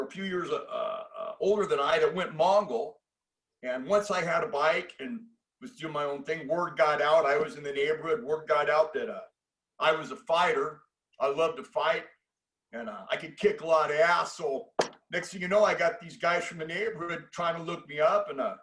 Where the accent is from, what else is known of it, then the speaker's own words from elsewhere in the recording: San Diego, California, United States; The area that I grew up in San Diego was upper class, high upper class.